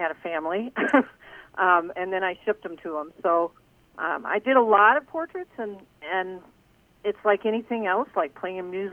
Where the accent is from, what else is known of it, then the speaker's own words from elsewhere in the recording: South Bend, Indiana, United States; I grew up in South Bend, Indiana